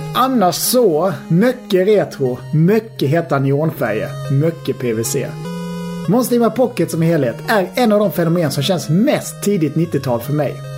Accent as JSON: {"language": "Swedish", "town": "Halmstad", "region": "Halland County", "country": "Sweden", "said": "Jag är ju från Halmstad"}